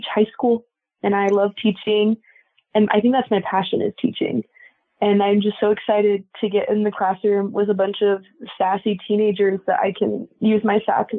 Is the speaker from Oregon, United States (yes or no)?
yes; Lakeview, Oregon, United States; also born or lived in California / New Mexico; now in Utah, United States; I claim Oregon is home. I am from the bottom right corner of a little town called Lakeview that nobody knows. It's nowhere near Portland, so please don't assume that. I grew up a bit in California as well. I've lived a little bit in New Mexico, and I currently am in Utah